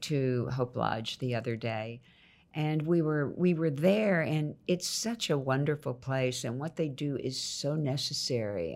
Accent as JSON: {"language": "English", "town": "Houston", "region": "Texas", "country": "United States", "tie": "born or raised there", "also_born_or_lived": "Nacogdoches, Texas", "said": "Then I moved to Houston to live with my mother"}